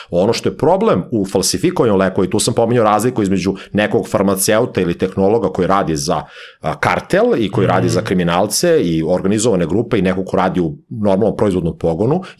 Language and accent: Croatian; Serbia